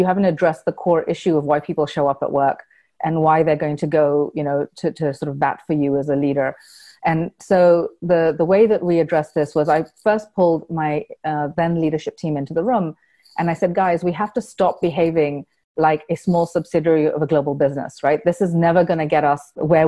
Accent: Kenya; moved away; all the things that I found difficult growing up in Kenya, where, you know, I had to go overseas for an education

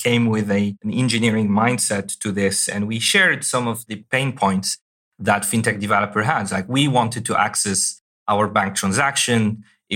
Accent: Algeria; moved away; also born or lived in Europe; I was born and raised in Algeria

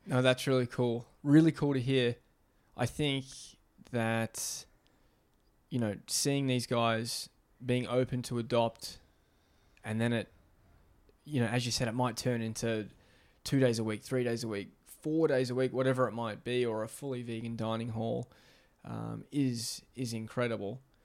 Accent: Australia; moved away; growing up in Australia

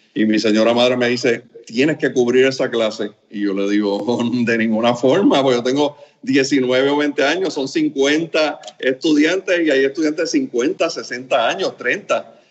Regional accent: Puerto Rico; also born or lived in Camagüey, Cuba; yo me siento cubarriqueño, eh, porque la verdad que desde los tres años estoy en Puerto Rico

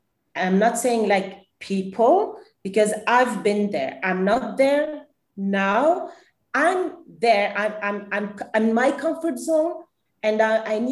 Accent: Lebanon; I am Lebanese. I grew up in Lebanon.

